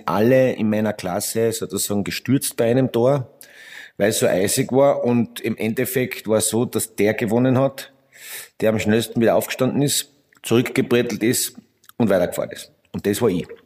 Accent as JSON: {"language": "German", "region": "Carinthia", "country": "Austria", "said": "Naja, ich bin ja, ich bin ja Kärntner und Bad Lenkirchen liegt in Kärnten"}